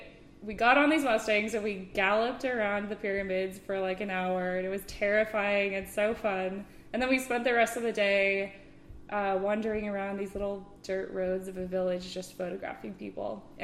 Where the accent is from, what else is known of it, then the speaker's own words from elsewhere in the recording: Walnut Creek, California, United States; now in Santa Cruz, United States; I grew up in Walnut Creek, which is a little suburb in the East Bay